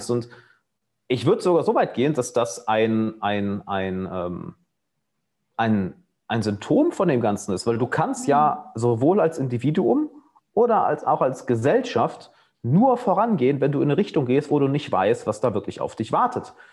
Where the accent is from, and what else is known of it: Germany; moved away